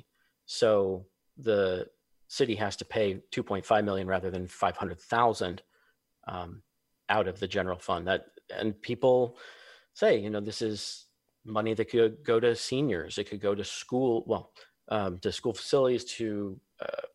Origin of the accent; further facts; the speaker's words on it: Vallejo, California, United States; my hometown